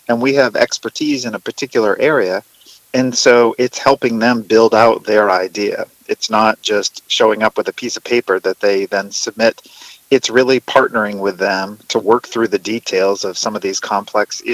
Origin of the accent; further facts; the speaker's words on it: Maine, United States; my home state of Maine